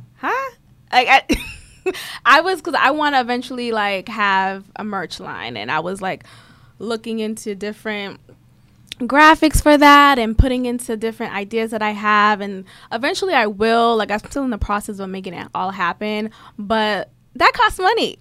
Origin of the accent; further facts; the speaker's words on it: Boston, Massachusetts, United States; I grew up in Boston